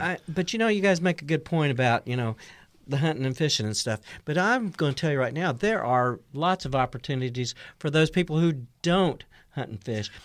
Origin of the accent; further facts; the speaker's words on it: North Carolina, United States; now in Missouri, United States; I grew up in North Carolina.